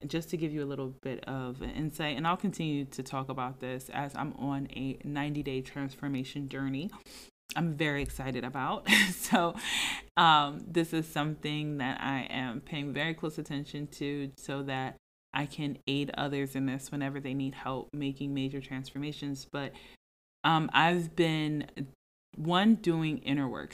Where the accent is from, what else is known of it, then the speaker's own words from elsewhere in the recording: Philadelphia, Pennsylvania, United States; moved away as an adult; also born or lived in Jacksonville / Atlanta; now in Philadelphia area, United States; I'm from Philadelphia, the surrounding, suburban areas, whatever, like, I'm from the Philadelphia area, I'm from Philly, okay.